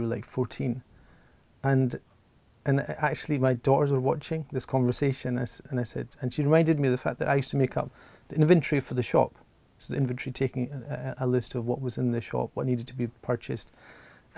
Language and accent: English; Glasgow, Scotland, United Kingdom; born or raised there